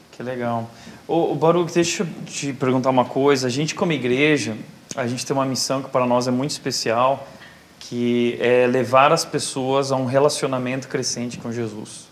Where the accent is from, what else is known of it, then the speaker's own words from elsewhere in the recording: Brazil; A gente é brasileiro a gente gosta de festa